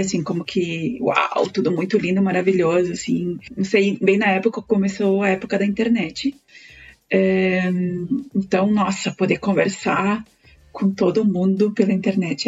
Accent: Planalto, Rio Grande do Sul, Brazil; moved away as an adult; also born or lived in Chapecó / Caxias do Sul / Porto Alegre; now in Chile; eu sou gaúcha, é, eu sou de uma cidade bem pequenininha do interior do, do Rio Grande do Sul, se chama Planalto. Bom, eu saí muito cedo de Planalto

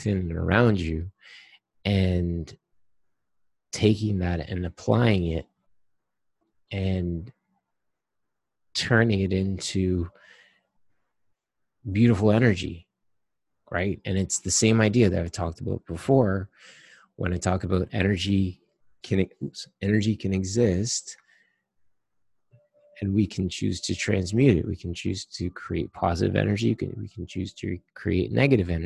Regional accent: Trinidad & Tobago

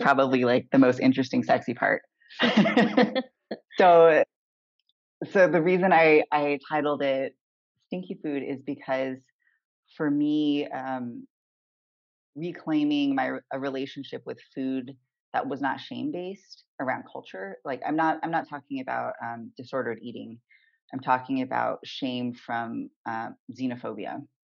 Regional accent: Southern California, United States; moved away as an adult; also born or lived in Olympia, Washington; I grew up in Southern California

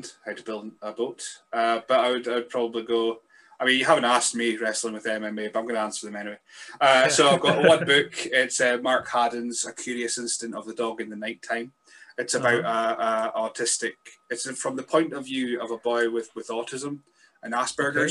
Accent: Scotland, United Kingdom; I'm a Scotsman

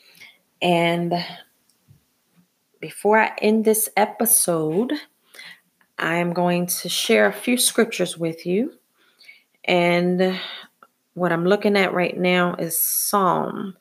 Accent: Philadelphia, Pennsylvania, United States; being born and raised in Philadelphia

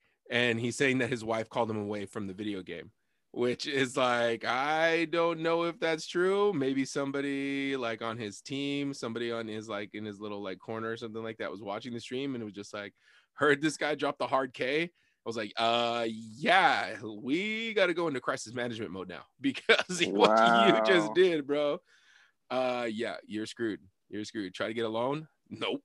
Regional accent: Sunnyside, United States; I grew up in Sunnyside, like 95% Mexican

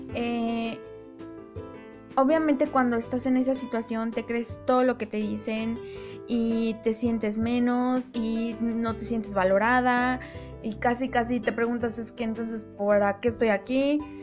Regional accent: Mexico; yo soy mexicana y pues aquí en, en México

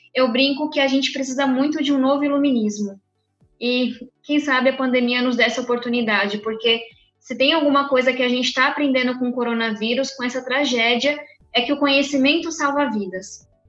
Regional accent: São Paulo, Brazil; moved away as an adult; also born or lived in United States; eu venho da periferia de São Paulo

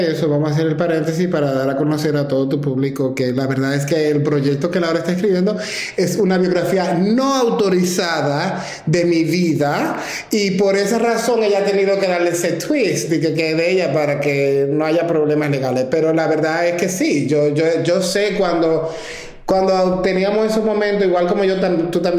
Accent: Santo Domingo, Distrito Nacional, Dominican Republic; now in New York, United States; la, primera vez que me mudé de, de Santo Domingo a Nueva York

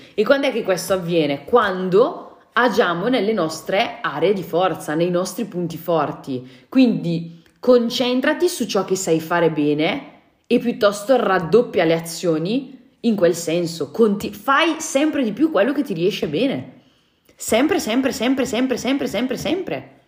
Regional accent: Brescia, Lombardy, Italy; da bresciana ti garantisco che so molto bene cosa vuol dire quando c'è la nebbia

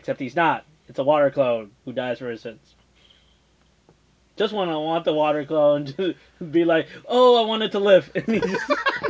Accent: New York City, New York, United States; Yeah, I'm from the Bronx.

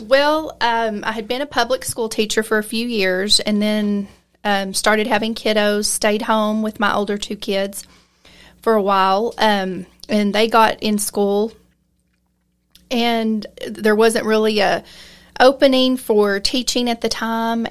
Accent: Lamesa, Texas, United States; I was raised here in La Mesa, grew up here

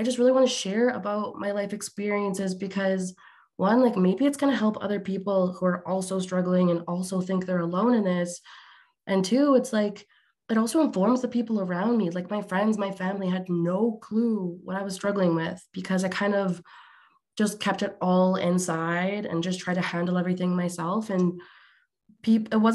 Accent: Alberta, Canada; I'm Canadian, but on the other side of the country in Alberta

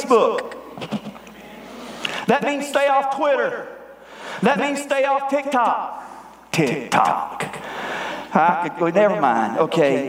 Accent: Greer, South Carolina, United States; I'm from Greer. There is so much redneck in me

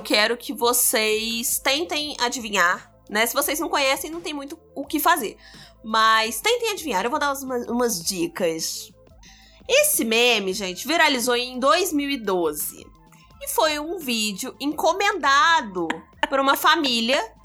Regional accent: São João de Meriti, Rio de Janeiro, Brazil; eu sou da Baixada Fluminense, ok? Cria de São João de Meriti

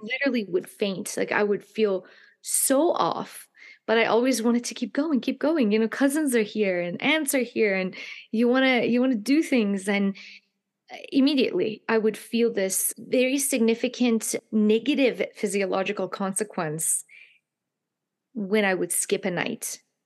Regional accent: Iran; moved away; I grew up in a culture myself, in the Persian culture, I'm from Iran

